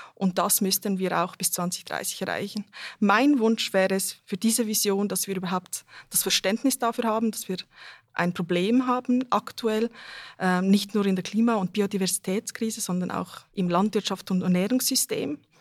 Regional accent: Basel, Basel-Stadt, Switzerland; moved away as an adult; also born or lived in Serbia / Zurich; now in Bern, Switzerland; Ich komme ähm, ursprünglich aus Serbien. Ich bin in Basel aufgewachsen, wohne jetzt in Bern

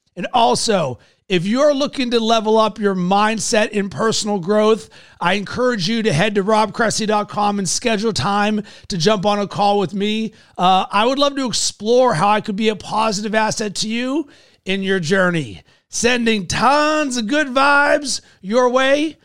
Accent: Pittsburgh, Pennsylvania, United States; I'm a Yinzer from Pittsburgh

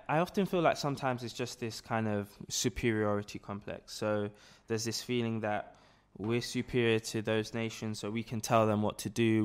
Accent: London, United Kingdom; I was born and raised here in London

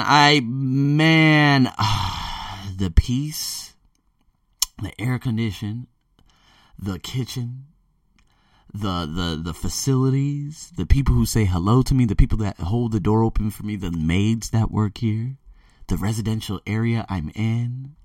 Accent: United States; moved away; me being born and raised in America

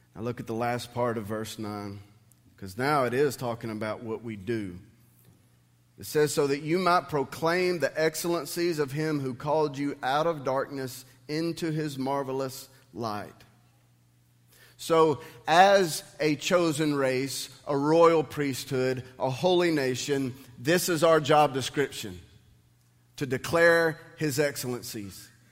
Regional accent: United States; I'm a Christian who has been blessed to be able to live in the United States of America.

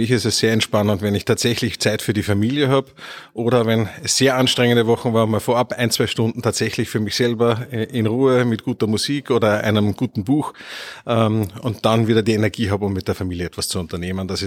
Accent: Upper Austria, Austria; also born or lived in Vienna; Ich bin ursprünglich in Wien geboren. Äh, meine Eltern haben damals noch studiert äh, und bin aber in sehr jungen äh, Kindheitsjahren dann nach Oberösterreich an den Attersee gezogen.

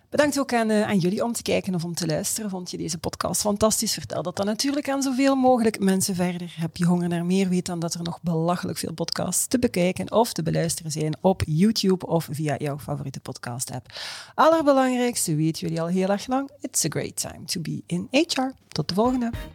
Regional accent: Belgium; als Belg

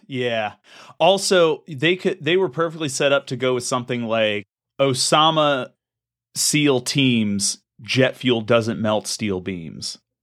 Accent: Maryland, United States; we're from Maryland.

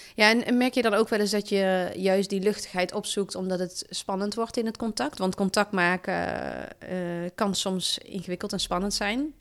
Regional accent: Valkenswaard, North Brabant, Netherlands; moved away as an adult; also born or lived in Zwolle / Harderwijk / Den Bosch / Sittard; Ik kom uit het Brabantse land. Ik ben opgegroeid in Valkenswaard.

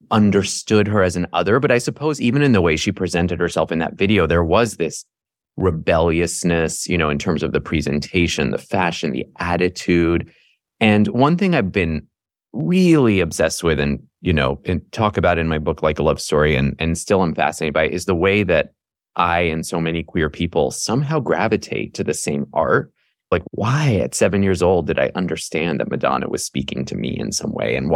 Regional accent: New York, United States; also born or lived in Iran / Paris / Toronto; I was born in Iran we moved to Paris when I was two, to Toronto when I was seven, and to the suburbs of New York when I was 10.

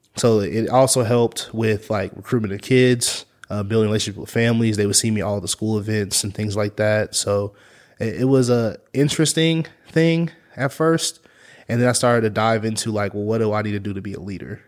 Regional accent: Topeka, Kansas, United States; I'm from Topeka

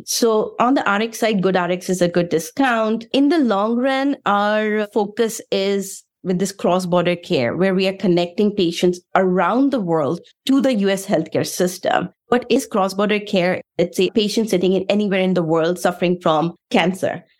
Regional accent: India; moved away as an adult; also born or lived in Russia; now in United States; I am from India, so I was born in Bronx State

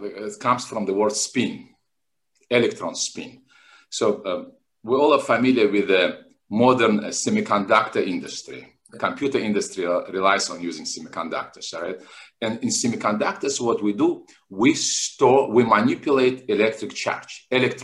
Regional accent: Makhachkala, Dagestan, Russia; also born or lived in Moscow; now in Miami, United States; I was born in Makhachkala in 1970. Makhachkala is a city in southern Russia, in North Caucasus.

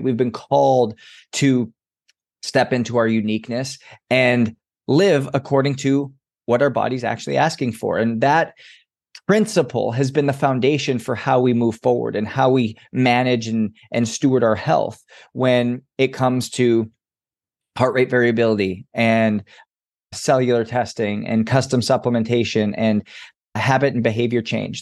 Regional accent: Edmonton, Alberta, Canada; I grew up in Edmonton, Alberta

